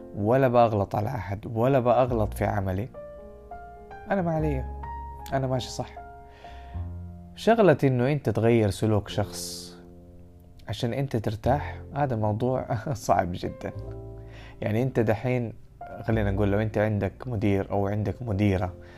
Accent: Saudi Arabia; احنا كمجتمع سعودي

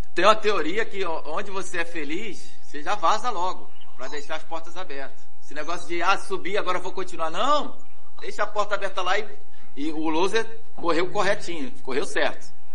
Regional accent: Rio de Janeiro, Brazil; also born or lived in Bahia; sou baiano, mas fui criado no Rio. Ah. Cresci com um ano de idade

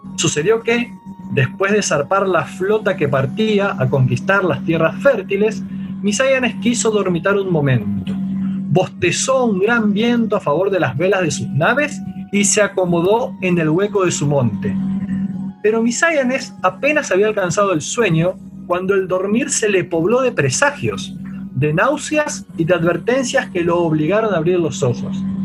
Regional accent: Argentina; como los que tuvimos acá en Argentina

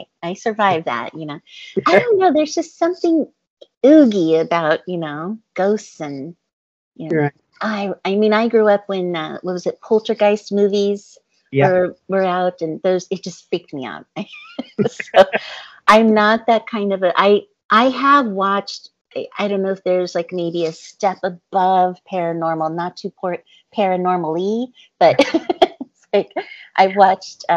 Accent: Montana, United States; moved away; I grew up in Montana for a little time, so, you know, I have those kind of roots.

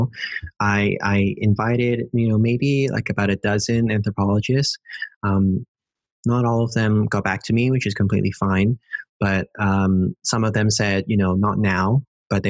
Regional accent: Hong Kong; moved away as an adult; also born or lived in United Kingdom; now in Netherlands; growing up in Hong Kong

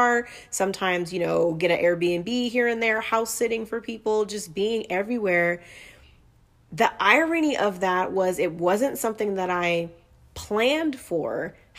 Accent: Inglewood, California, United States; born there; also born or lived in Portland / Utah; I was born in Inglewood, lived in Portland, back to Inglewood, moved to Utah, back to Inglewood, then to the desert

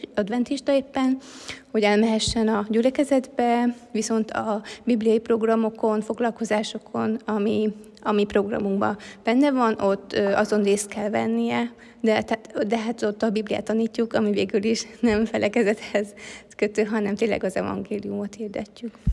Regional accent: Hungary; moved away as an adult; now in Africa; én más kultúrában nőhettem föl

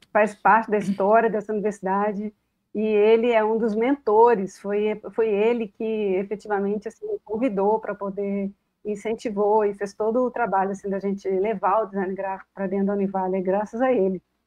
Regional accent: Belo Horizonte, Minas Gerais, Brazil; moved away as an adult; also born or lived in Canada / United States; now in Itaúna, Brazil; eu tinha sete anos de idade, eu fui criada em Belo Horizonte.

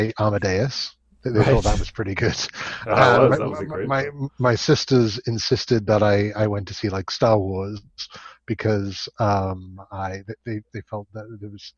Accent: Scotland, United Kingdom; moved away; I am obviously not from Canada, where this is being recorded. I am from Scotland originally

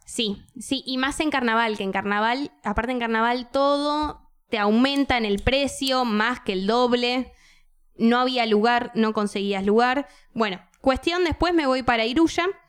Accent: Buenos Aires, Argentina; como buena porteña

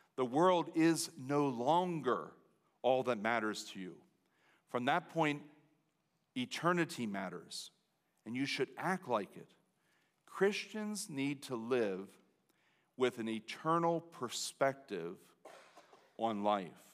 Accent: United States; as an American citizen, as a Lancaster Countyan

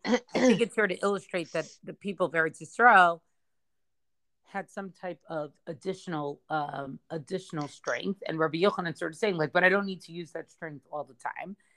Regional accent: United States; I'm speaking as an American

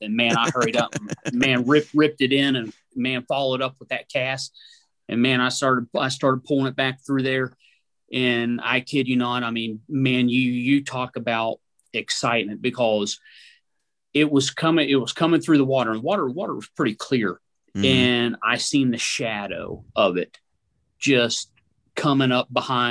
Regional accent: West Virginia, United States; I grew up in West Virginia, grew up, you know, on the trout streams.

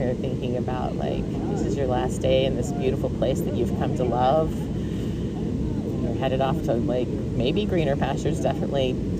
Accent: Texas, United States; Because we're from Texas, right?

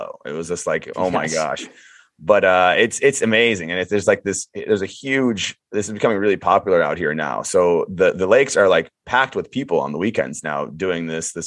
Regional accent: Chicago, Illinois, United States; growing up in Chicago

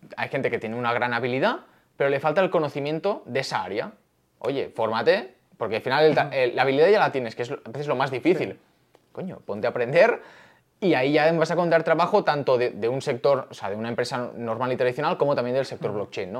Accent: Barcelona, Catalonia, Spain; moved away as an adult; now in Madrid, Spain; soy de Barcelona, como bien ha dicho, de toda la vida. Ahora vivo aquí

